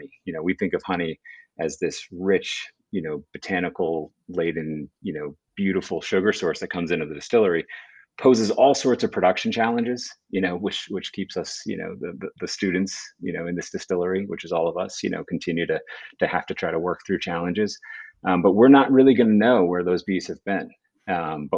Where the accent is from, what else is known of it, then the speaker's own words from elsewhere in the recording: Vermont, United States; also born or lived in Burlington, Vermont; I moved back to my hometown, jumped back in the ring with my dad at the hardware store